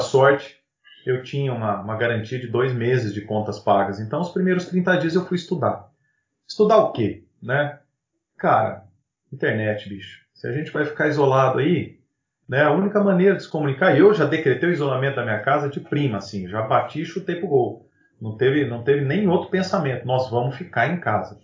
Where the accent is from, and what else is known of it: São José do Rio Preto, São Paulo, Brazil